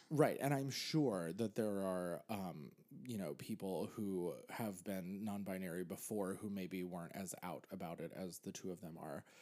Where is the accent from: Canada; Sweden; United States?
United States; Pennsylvania; now in New York, United States; I grew up in Pennsylvania